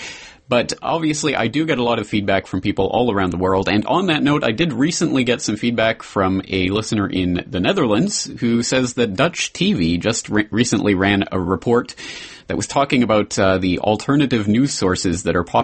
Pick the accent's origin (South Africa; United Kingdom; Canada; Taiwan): Canada; moved away as an adult; now in Japan; a Canadian living in Japan